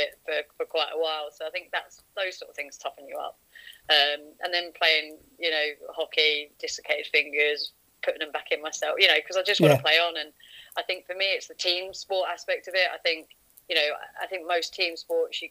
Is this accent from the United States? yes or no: no; southern England, United Kingdom; accent: southern; moved away as an adult; originally I'm from sort of down south, as you can probably tell from my accent.